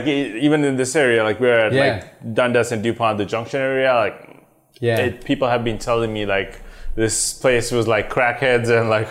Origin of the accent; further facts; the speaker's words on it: Sri Lanka; moved away as an adult; also born or lived in London, United Kingdom; now in Canada; So I'm originally from Sri Lanka. Okay. Grew up there till I was I'd say early 20s. Migrated to, not technically migrated, like went to the UK to do my undergrads.